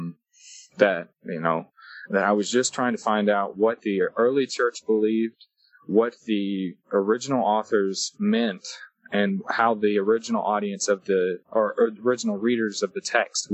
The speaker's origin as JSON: {"language": "English", "town": "Lebanon", "region": "Tennessee", "country": "United States", "tie": "born or raised there", "moved": "yes", "said": "I was raised in Lebanon, Tennessee, and then I moved at 13 to go live with my aunt and uncle"}